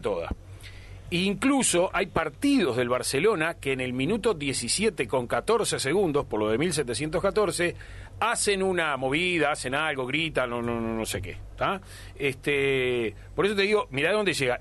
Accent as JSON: {"language": "Spanish", "country": "Uruguay", "said": "como tantos uruguayos"}